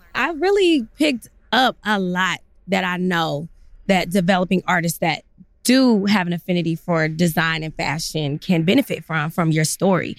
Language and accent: English; Atlanta, Georgia, United States; moved away as an adult; now in Brooklyn, United States; I grew up in Atlanta